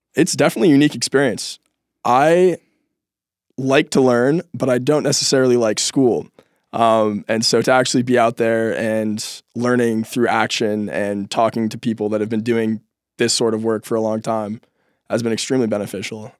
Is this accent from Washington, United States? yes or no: yes; Seattle, Washington, United States; moved away as an adult; growing up in Seattle, spending a lot of time in parks